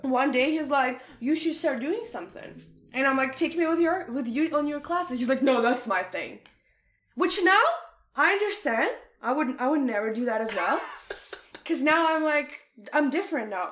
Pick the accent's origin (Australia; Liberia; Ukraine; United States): Ukraine; English is a second language; moved away as an adult; now in Canada; I'm in Ukraine. I'm in university. I'm like maybe like 17 years old